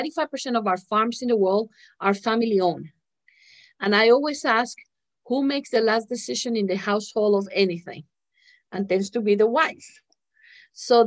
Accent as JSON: {"language": "English", "country": "Colombia", "tie": "born or raised there", "moved": "yes", "said": "I was born in Colombia, came over 25 years ago."}